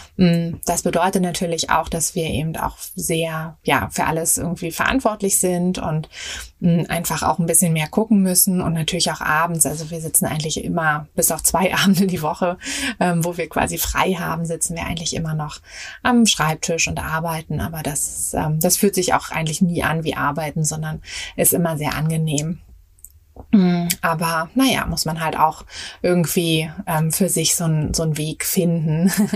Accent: Berlin, Germany; moved away as an adult; ich bin äh, in Berlin geboren und auch aufgewachsen.

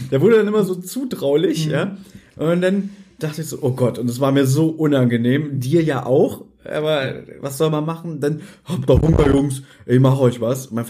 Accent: Berlin, Germany; Also gerade wo wir so aufgewachsen sind, wir sind ja am Hermannplatz zur Schule gegangen.

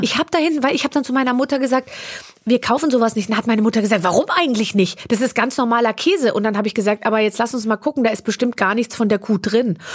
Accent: Munich, Bavaria, Germany; ich bin 74 München. geboren in München und wir sind dann äh, äh, in so einen Vorort gezogen, äh, als ich als ich sechs war.

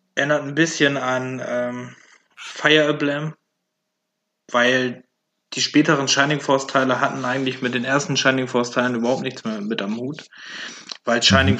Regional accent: Velbert, North Rhine-Westphalia, Germany; ich komme ja aus Felbert.

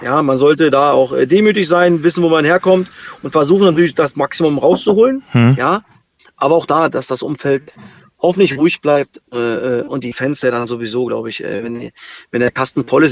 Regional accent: East Germany, Germany; ich als Ossi

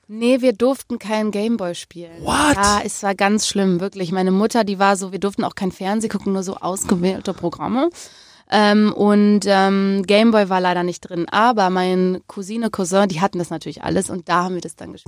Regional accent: Remscheid, North Rhine-Westphalia, Germany; Ich bin aber in Remscheid groß geworden

